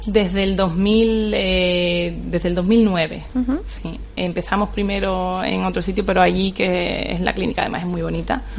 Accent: Málaga, Andalusia, Spain; also born or lived in Madrid; now in Las Palmas de Gran Canaria, Spain; yo soy malagueña

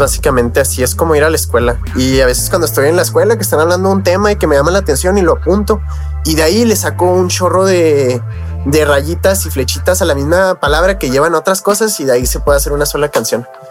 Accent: Mexico; yo soy mexicano

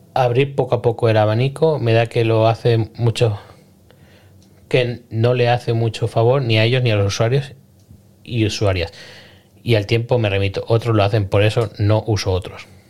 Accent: Spain; yo soy español

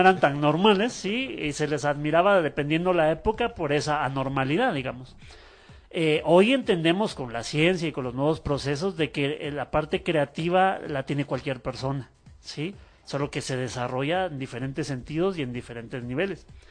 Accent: Guatemala; los guatemaltecos todavía estamos

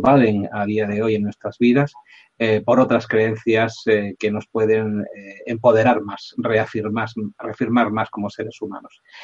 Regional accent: Spain; aquí en España

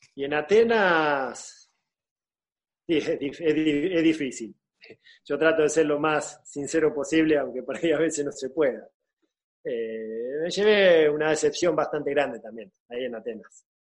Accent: Argentina; moved away as an adult; also born or lived in Spain; yo me vine acá a darle una mano al club donde yo nací

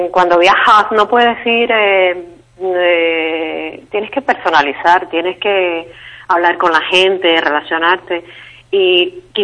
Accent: Cuba; now in Spain; porque en Cuba no hay esa libertad de movimiento para viajar como turista, entonces pues eh, casi que cuando salí de Cuba fue cuando empecé a viajar.

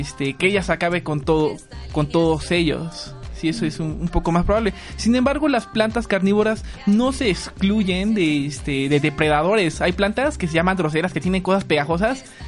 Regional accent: Tlaxcala, Mexico; Soy del estado de Tlaxcala

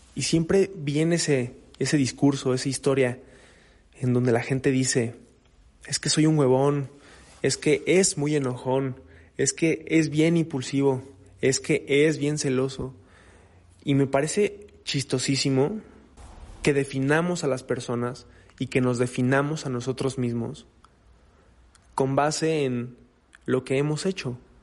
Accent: Mexico; Yo soy mexicano.

